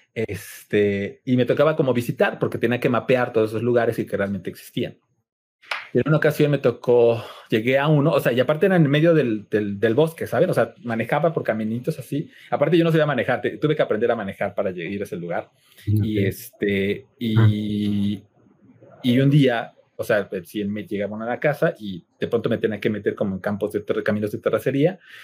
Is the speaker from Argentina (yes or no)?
no; Cuernavaca, Morelos, Mexico; moved away as an adult; now in Mexico City, Mexico; nací en la Ciudad de México, pero muy, eh, como a los 10 años me llevaron a vivir a Cuernavaca, entonces puedo decir que crecí realmente en, Cuernavaca